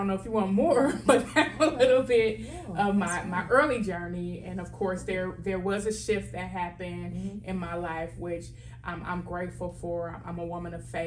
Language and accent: English; Milwaukee, Wisconsin, United States; Born and raised in Milwaukee, Wisconsin